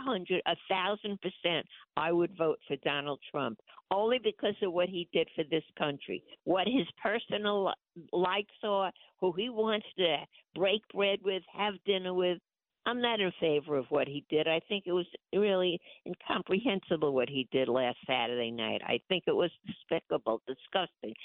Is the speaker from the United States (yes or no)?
yes; United States; as an American, as a real true American